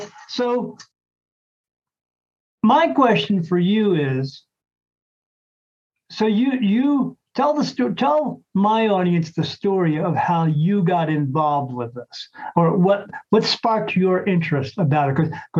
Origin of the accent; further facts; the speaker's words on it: National Park, New Jersey, United States; moved away; I was actually from South Jersey, a little town called National Park, right across from the, right at the Delaware River, across from Philadelphia.